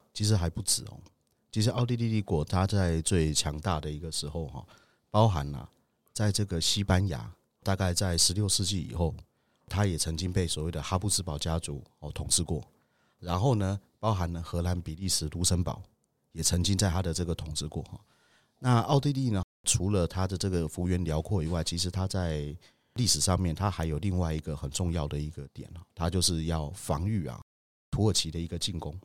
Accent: Budai, Chiayi County, Taiwan; 我的老家，哈，在嘉义布袋

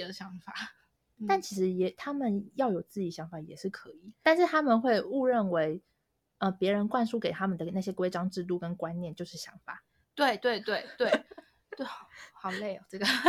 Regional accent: Taiwan; moved away as an adult; now in Shanghai, China; 就要跟我们台湾人也要一起去上

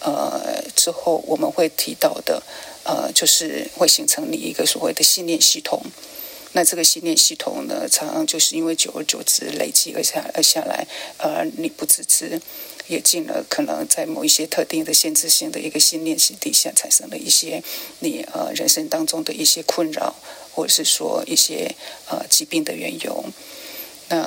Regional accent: China; 甚至像我们中国人所谓的一些节气，也都是因为这样而产生

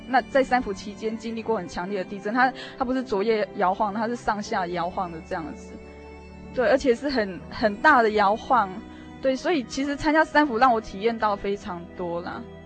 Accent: central-southern Taiwan, Taiwan; 我从小是在中南部地区长大的孩子

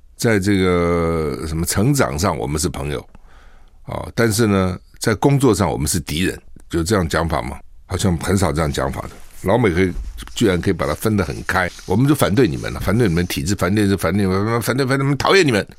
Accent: Taiwan; 我们台湾人

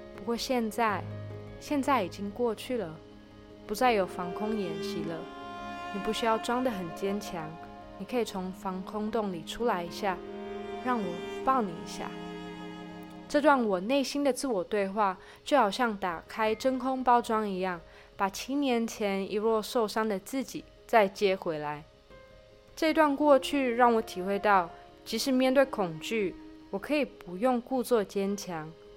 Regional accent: Taiwan; moved away as an adult; now in Israel; 我在二十出头的时候选择从四面环海的台湾飞到了四面环敌的以色列当志工

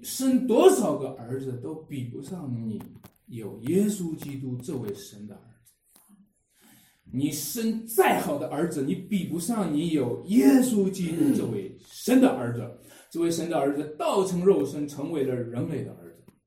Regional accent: Wenshui, Shanxi, China; 在我们家乡话，在我们这个，呃，文水这边有一个话

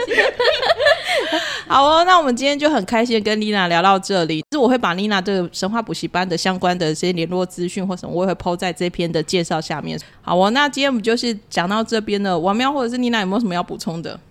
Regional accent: Tainan, Taiwan; 我其实是台南人嘛

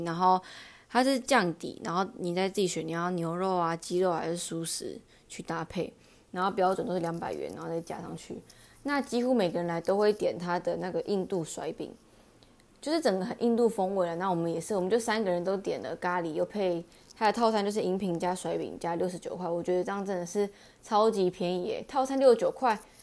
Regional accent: Taichung, Taiwan; moved away; 我台中人欸

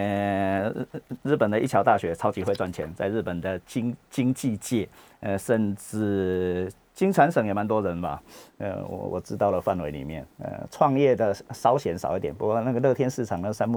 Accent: Taiwan; 我们台湾人

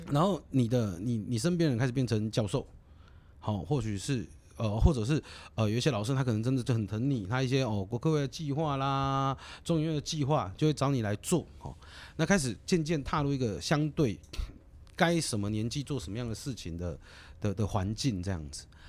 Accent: Kaohsiung, Taiwan; 我是高雄人，我是左营高中毕业的

